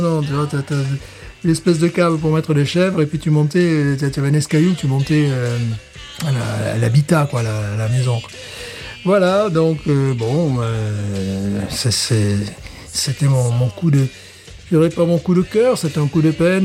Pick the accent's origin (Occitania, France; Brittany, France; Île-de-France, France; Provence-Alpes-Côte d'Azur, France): Occitania, France; Alès; moved away; also born or lived in Fontainebleau; dans ma ville natale, à Alès